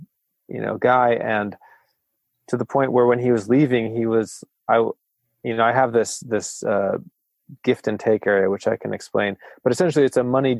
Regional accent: Friday Harbor, Washington, United States; moved away as an adult; also born or lived in Arcata, California / Eureka, California; my hometown in Friday Harbor, Washington

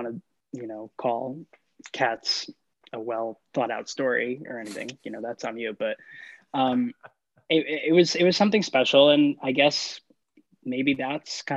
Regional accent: New Jersey, United States; I was born in New Jersey

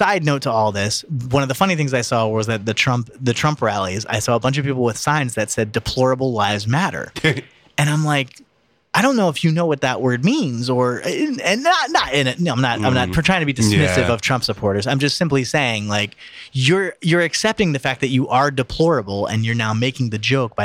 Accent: New Jersey, United States; I'm from New Jersey

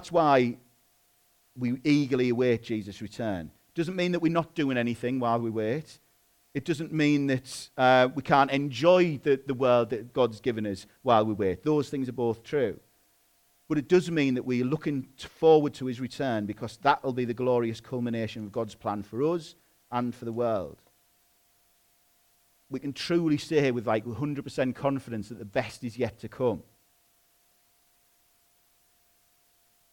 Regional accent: England, United Kingdom; I'm a British citizen

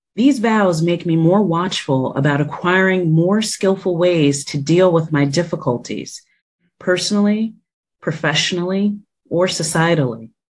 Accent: New Jersey, United States; born or raised there; moved away as an adult; now in Washington, D.C., United States

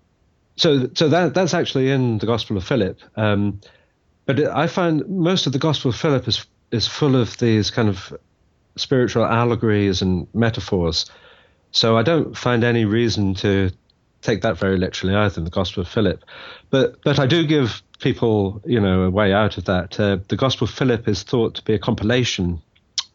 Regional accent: Wales, United Kingdom; moved away as an adult; also born or lived in London / California; now in Dublin, Ireland; I'm from Wales, live in Dublin now, married to an Irish woman, and I've lived in and around London for 10 years as well, and in California for 10 years

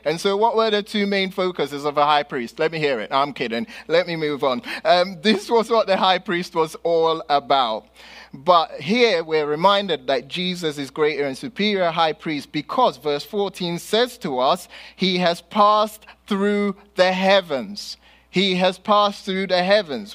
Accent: London, United Kingdom; moved away; growing up in London and here

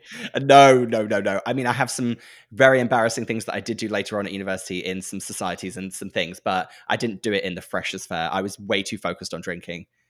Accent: Norfolk, East of England, United Kingdom; moved away as an adult; I'm from Norfolk.

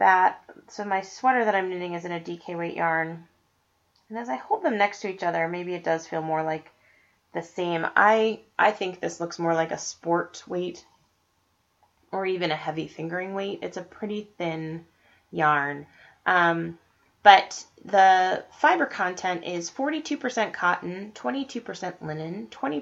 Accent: Estes Park, Colorado, United States; Estes Park, Colorado, which is my hometown

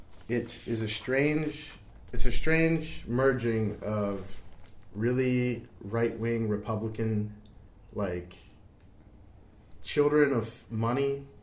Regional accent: Cincinnati, Ohio, United States; moved away; I grew up in Cincinnati.

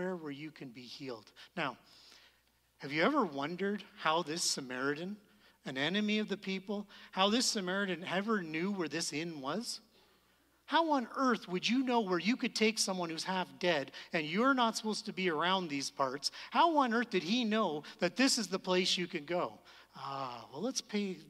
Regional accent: Canada; we're Canadian

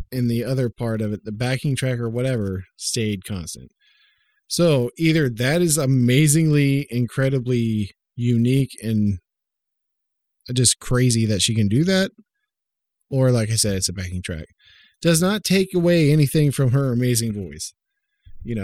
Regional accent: Oklahoma, United States; I grew up in Oklahoma

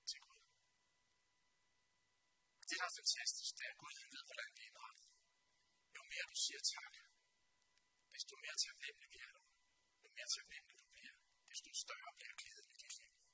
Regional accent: Denmark; vi danskere

